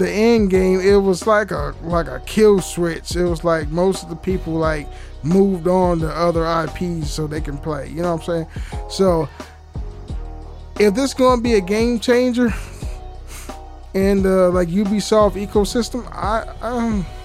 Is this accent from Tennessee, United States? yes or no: no; California, United States; I'm from California